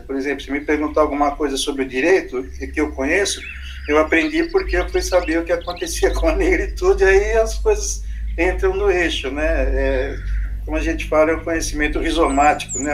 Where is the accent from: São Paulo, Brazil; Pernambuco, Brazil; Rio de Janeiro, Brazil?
São Paulo, Brazil; moved away as an adult; now in Sorocaba, Brazil; eu sou da Bela Vista, do Bexiga, em São Paulo